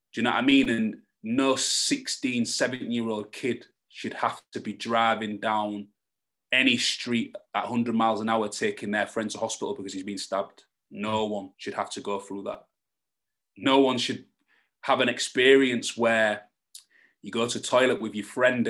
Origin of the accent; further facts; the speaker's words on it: Hull, Yorkshire and the Humber, United Kingdom; accent: Hull; I'm from Yorkshire